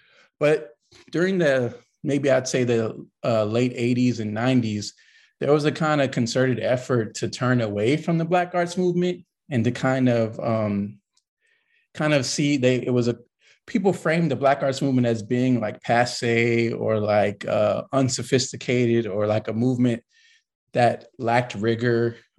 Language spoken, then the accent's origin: English; Los Angeles, California, United States; Yeah, so I'm a California kid. I'm from Los Angeles, to be more precise. And I kind of grew up in a really big family, tight-knit family.